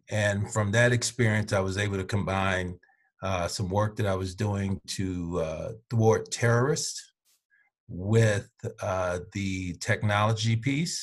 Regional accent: Birmingham, Alabama, United States; I was born in Birmingham, Alabama. I lived in Birmingham, Alabama, till I was probably in middle school

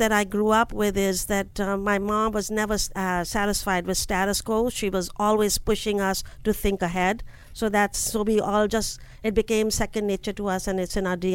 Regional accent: New Delhi, Delhi, India; moved away as an adult; now in United States; New Delhi.

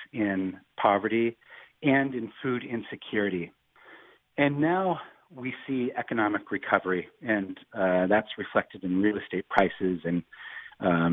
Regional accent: Tacoma, Washington, United States; I grew up in Tacoma

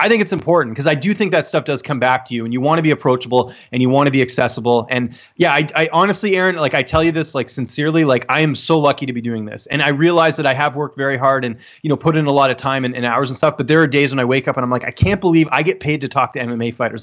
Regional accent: Canada; I'm Canadian

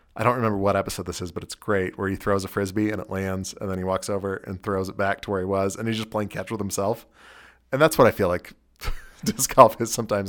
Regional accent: California, United States; now in Salt Lake City, United States; I'm from California

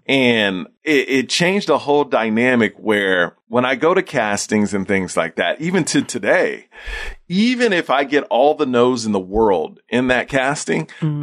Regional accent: Houston, Texas, United States; I grew up in Houston, Texas

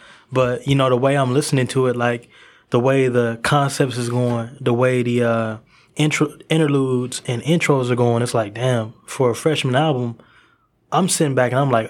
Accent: Duncanville, Texas, United States; You know, I come from Duncanville, Texas, and you know, I've been here in Texas for about, I think, like 11 or 12 years.

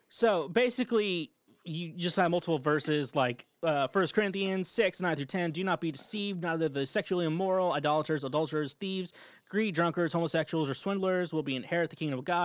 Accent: Midwest, United States; I'm from the Midwest, I can't say words

